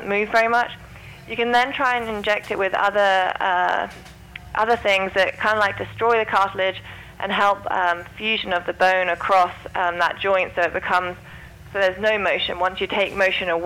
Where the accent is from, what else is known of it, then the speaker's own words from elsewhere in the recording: St Albans, East of England, United Kingdom; moved away; I'm from England also, near